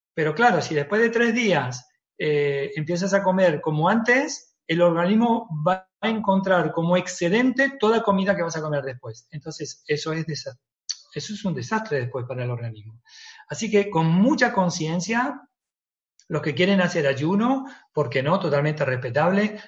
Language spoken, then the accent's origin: Spanish; Argentina; moved away; yo nací en Argentina y que me he criado un poquito con eso